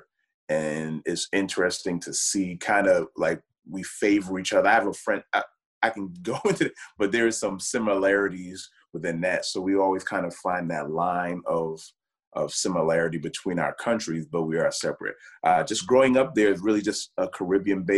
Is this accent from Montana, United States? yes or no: no; New York City, New York, United States; growing up in New York City, just racing around up and down the street, being kind of the fastest in the neighborhood